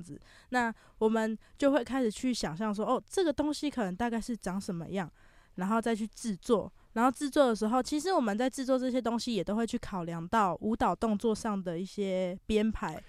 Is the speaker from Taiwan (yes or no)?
yes; Taichung, Taiwan; 因为其实我本身是台中人 然后是国中的时候就因为这样子的关系，然嗯后就哼。在台中的一间舞蹈教室学跳舞